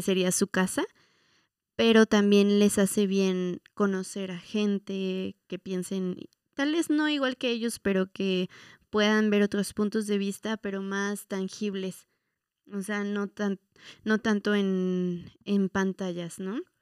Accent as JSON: {"language": "Spanish", "country": "Mexico", "said": "la identidad que nos ha costado mucho trabajo como mexicanos"}